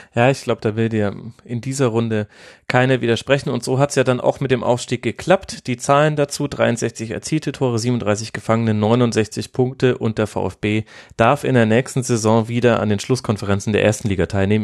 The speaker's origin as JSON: {"language": "German", "town": "Würzburg", "region": "Bavaria", "country": "Germany", "said": "Ich komme ja aus dem Großraum Würzburg"}